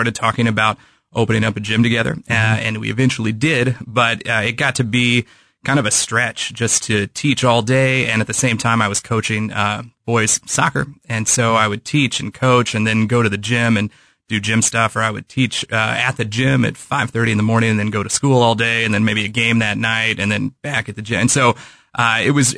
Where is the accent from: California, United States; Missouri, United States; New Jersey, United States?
Missouri, United States; St. Joseph; I'm from St. Joseph